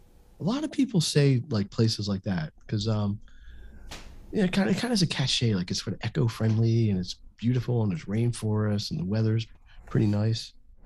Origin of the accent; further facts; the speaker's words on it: Canada; Guess who? We're Canadian.